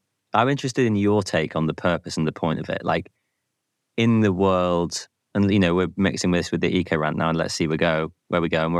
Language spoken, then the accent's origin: English; United Kingdom; as a Brit